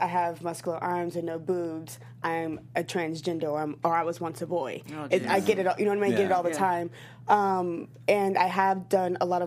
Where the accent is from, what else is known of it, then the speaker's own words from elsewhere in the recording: the South, United States; I come from the South, and, like, being from the South, a lot of my family